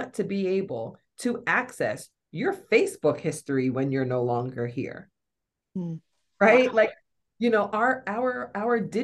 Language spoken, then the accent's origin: English; North Carolina, United States; moved away; I'm born and raised in North Carolina.